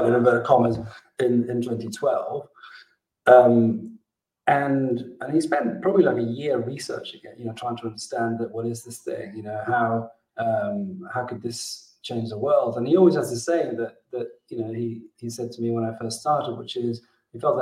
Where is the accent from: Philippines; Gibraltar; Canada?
Gibraltar; also born or lived in Mexico; I'm originally from Gibraltar, which is where I am today.